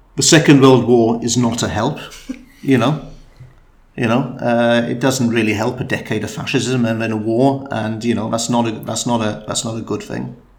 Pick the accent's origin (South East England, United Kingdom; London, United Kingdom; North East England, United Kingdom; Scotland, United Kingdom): London, United Kingdom; now in Gwynedd, United Kingdom; I was born and brought up in London